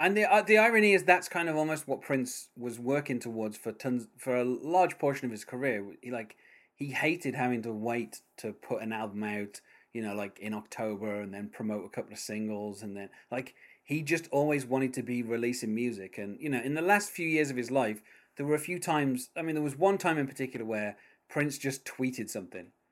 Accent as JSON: {"language": "English", "country": "United Kingdom", "accent": "British"}